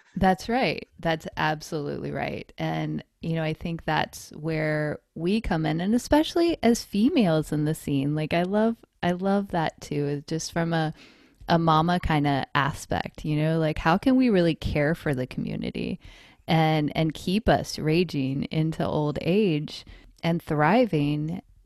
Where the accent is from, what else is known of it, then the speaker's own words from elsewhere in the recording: North Carolina, United States; moved away as an adult; also born or lived in Colorado; now in East Bay, California, United States; I was born and raised in North Carolina